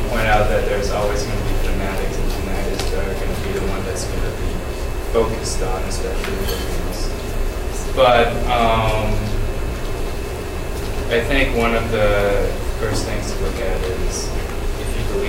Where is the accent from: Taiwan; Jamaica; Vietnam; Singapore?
Taiwan; I'm from Taiwan